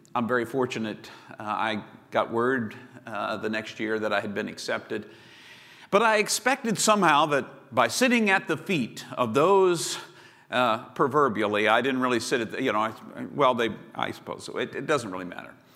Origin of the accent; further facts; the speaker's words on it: Chesapeake, Virginia, United States; I grew up in Chesapeake, Virginia